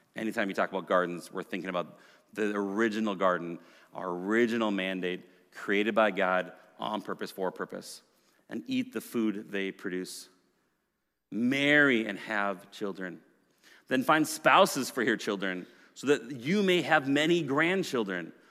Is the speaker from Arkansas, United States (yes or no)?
no; Minnesota, United States; I grew up as a Minnesotan, uh, in a white, middle-class family